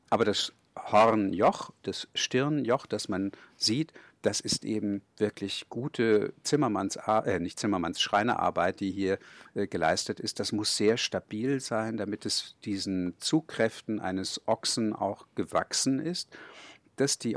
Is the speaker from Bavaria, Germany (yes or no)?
yes; Kulmbach, Bavaria, Germany; ich bin ja in Kulmbach aufgewachsen